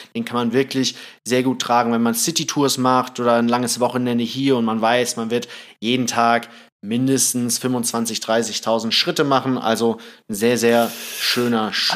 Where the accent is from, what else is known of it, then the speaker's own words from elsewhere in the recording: Thailand; moved away; ich bin in Thailand aufgewachsen